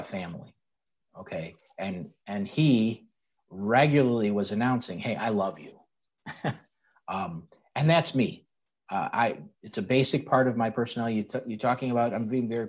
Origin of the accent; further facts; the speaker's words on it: Chicago, Illinois, United States; I'm a Sicilian kid from the west side of Chicago. I grew up in North Austin